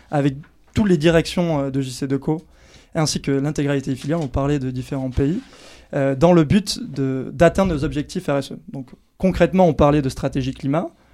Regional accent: Anglet, Nouvelle-Aquitaine, France; quand j'étais jeune à Anglette

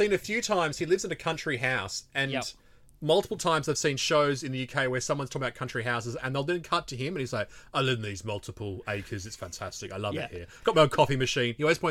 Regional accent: Melbourne, Victoria, Australia; still in Victoria, dude. I'm from Melbourne.

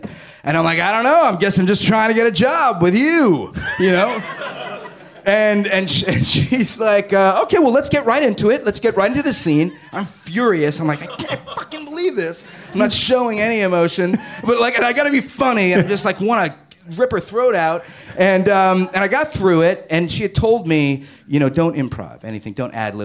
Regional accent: Margate, Florida, United States; moved away; I grew up down in Florida, Margate, Florida, near in South Florida, kind of near Pompano Beach

